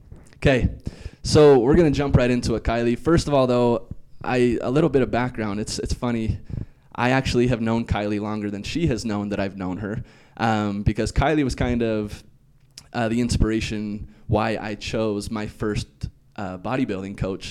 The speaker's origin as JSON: {"language": "English", "town": "Preston", "region": "Idaho", "country": "United States", "said": "I'm from Idaho."}